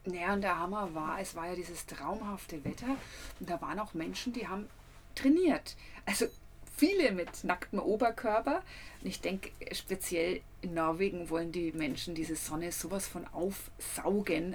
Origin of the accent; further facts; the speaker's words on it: Nuremberg, Bavaria, Germany; bei uns in Nürnberg